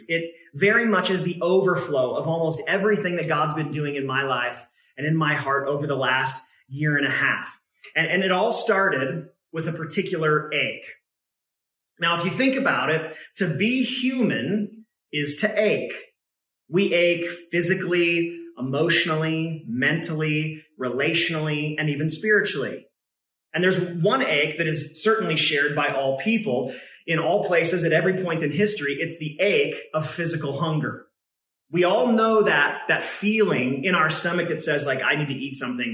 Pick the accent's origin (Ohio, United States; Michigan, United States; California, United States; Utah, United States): California, United States; Northern; also born or lived in Oregon; my mom and my brother and I moved from Oregon down to Northern California to be closer to my grandfather